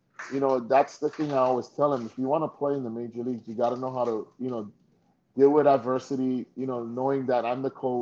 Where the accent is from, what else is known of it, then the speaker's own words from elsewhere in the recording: Hawaii, United States; moved away as an adult; I was a kid from Hawaii.